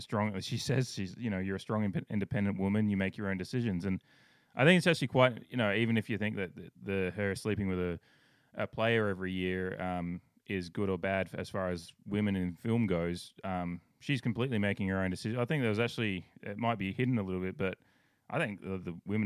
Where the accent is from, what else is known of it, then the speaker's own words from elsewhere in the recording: Australia; I grew up in Australia